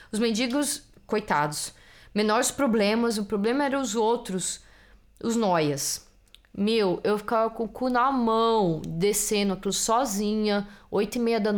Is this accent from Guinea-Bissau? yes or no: no; Italy; Portuguese is a second language; now in Netherlands; eu sou italiana e não sou holandesa.